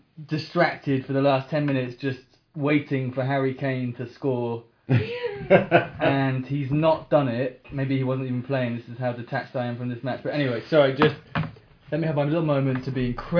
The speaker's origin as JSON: {"language": "English", "town": "Cheltenham", "region": "South West England", "country": "United Kingdom", "tie": "born or raised there", "said": "I grew up in Cheltenham, which is not a footballing town. Yeah. It's, if anything, it's a rugby town."}